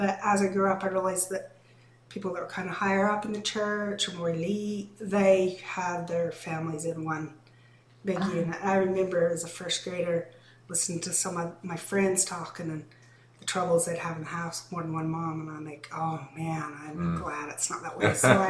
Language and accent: English; Short Creek, United States; born, lived there.